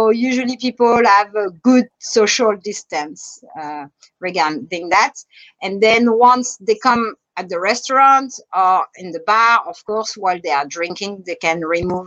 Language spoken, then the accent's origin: English; France; accent: French; English is a second language; now in Bahamas; I'm French. If you notice my French accent